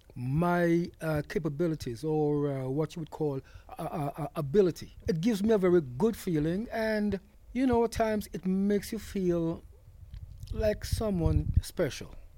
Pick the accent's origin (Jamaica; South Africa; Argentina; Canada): Jamaica; moved away; I was brought up in Jamaica